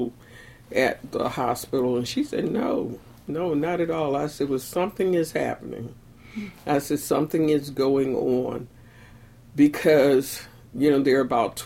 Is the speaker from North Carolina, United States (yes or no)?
yes; Elizabeth City, North Carolina, United States; now in Baltimore, United States; I'm from Elizabeth City, North Carolina originally, but I've lived in Baltimore now for almost 50 years